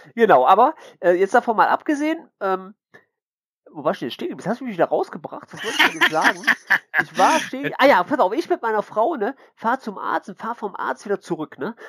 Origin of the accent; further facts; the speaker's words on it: Mönchengladbach, North Rhine-Westphalia, Germany; ich bin ja Gladbacher, ne? Also komme ich aus München Gladbach, ne? Also bin ja kein Kölner